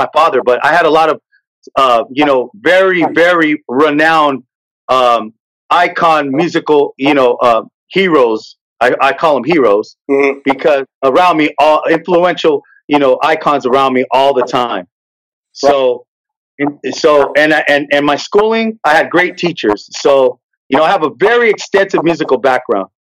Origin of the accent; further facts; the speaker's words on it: San Jose, California, United States; I grew up in San Jose, California, and there's a lot of, there's a big Latino base, culture there